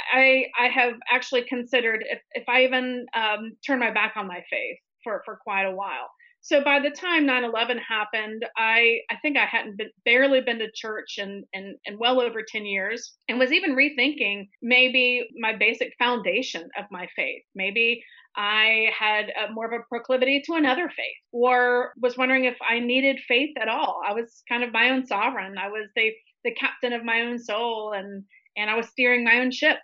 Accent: Tallahassee, Florida, United States; now in New York City, United States; I'm from Tallahassee, Florida, born and raised

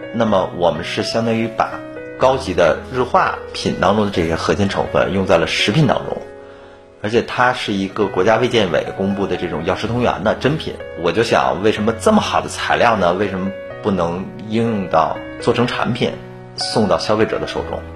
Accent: Beijing, China; moved away as an adult; now in Changsha, China; 我是土生土长的北京人，一九七九年出生。同年呢，因为我生长在一个知识分子家庭，我的母亲呢是从事教育行业，我的父亲呢是在中国社科院工作

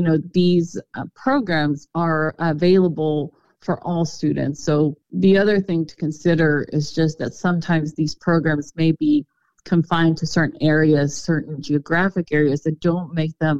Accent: Garland, Texas, United States; I grew up in Garland

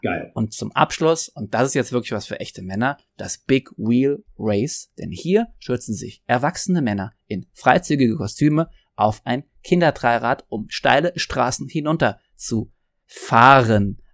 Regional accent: Trier, Rhineland-Palatinate, Germany; wo ich herkomme, in Trier

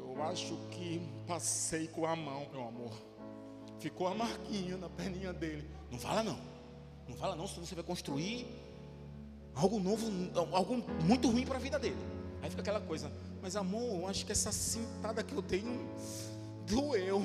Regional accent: Brazil; Eu fazia umas viagens lá em Neópolis, no meu bairro

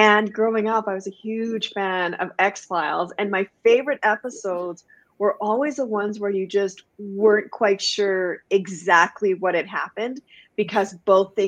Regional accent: Guyana; now in Canada; I was born in Canada, and then when I was 3 weeks old, my family moved back home to Guyana, which is in South America. I grew up there, and then I came back to Canada

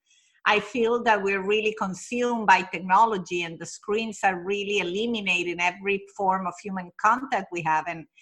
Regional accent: Venezuela; now in United States; I was born and raised in Venezuela, but my family is Italian

